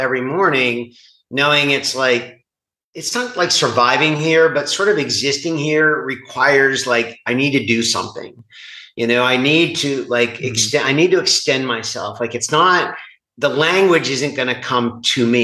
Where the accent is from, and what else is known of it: United States